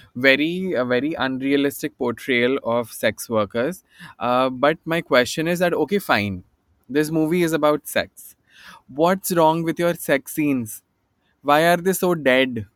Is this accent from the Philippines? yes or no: no; Bhopal, Madhya Pradesh, India; moved away as an adult; now in Mumbai, India; I'm uh, I'm I'm from Bhopal, right? And I was very new in Bombay in, in 2007 yet.